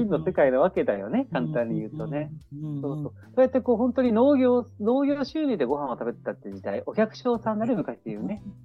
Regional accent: Niigata, Japan; moved away as an adult; also born or lived in Itabashi, Tokyo / Tokyo / Soka, Saitama; now in Saitama, Japan; 東京で生まれて

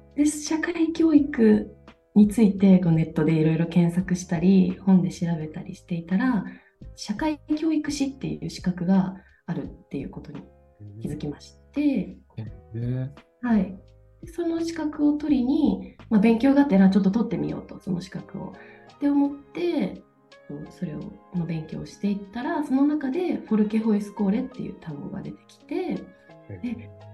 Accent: Toyama, Japan; moved away as an adult; now in Denmark; 私は富山県で生まれまして富山県で生まれ育って大学は一旦県外に出てきたんですけどまた就職のために、富山に帰ってきて

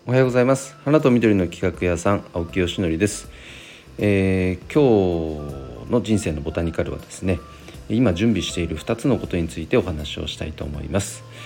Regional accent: Nagano, Japan; 地元長野

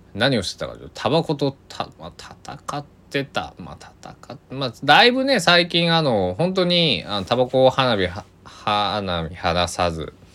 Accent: Kochi, Japan; now in Takamatsu, Japan; 僕の地元高知も大雪が降ってなかなか、えー、地元は大変だったみんな大変だったみたいなんですけどあの香川は全然降らなくて、まあ、僕が住んでいる高松市なんか特にね

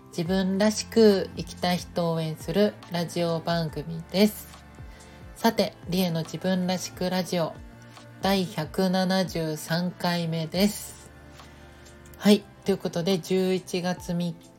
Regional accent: Nagoya, Aichi, Japan; moved away; 地元の愛知県名古屋でねこうあの住んでた時まだいた時に

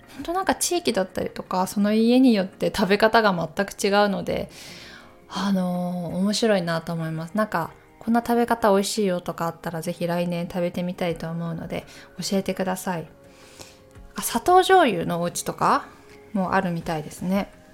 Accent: Takayama, Gifu, Japan; moved away; 私岐阜県の高山市出身

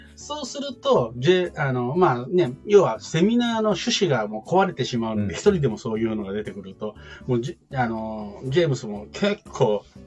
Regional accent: Kansai, Japan; accent: Kansai dialect; moved away; 私も関西人

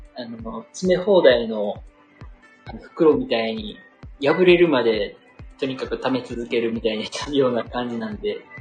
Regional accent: Kansai, Japan; accent: Kansai intonation; 僕関西人です。液水の関西人です。

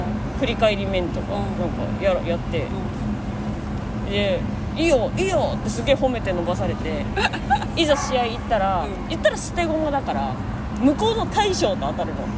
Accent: Takamatsu, Kagawa, Japan; 地元の高松祭り

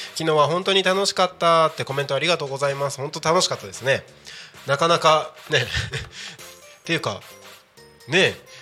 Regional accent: Takko, Aomori, Japan; 僕の地元でもある青森県田子町

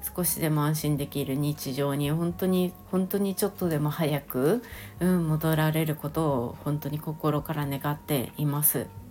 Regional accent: Shizuoka, Japan; 私も静岡県出身

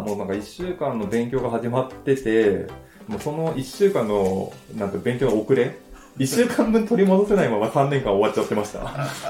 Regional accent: Fuchū, Tokyo, Japan; 地元の東側の府中六中です

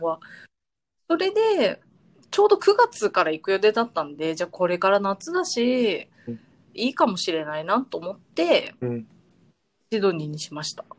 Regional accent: Yokohama, Kanagawa, Japan; moved away as an adult; also born or lived in Sydney; now in Michigan, United States; 私、横浜の出身なので

